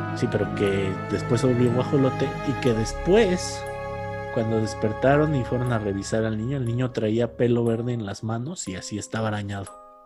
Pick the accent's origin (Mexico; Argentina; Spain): Mexico; Cardonal, Hidalgo; en el pueblo donde crecí, que se llama Cardonal Hidalgo y está por las grutas de Tolantongo